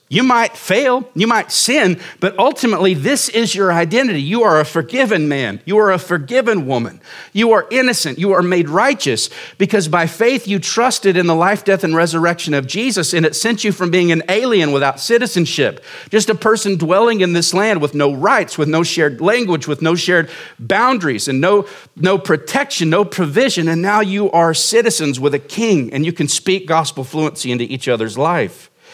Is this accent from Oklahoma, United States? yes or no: yes; Oklahoma, United States; moved away as an adult; now in Surprise, Arizona, United States; we moved here in two thousand fourteen to, to start this church from Oklahoma, and I lived in small towns my whole life